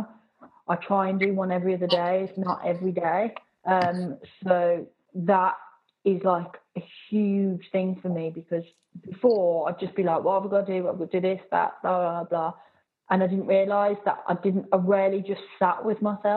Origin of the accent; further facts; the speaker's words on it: Birmingham, West Midlands, United Kingdom; also born or lived in Swansea; in Birmingham, depending on which area you're in, so, like, I'm from Bourneville.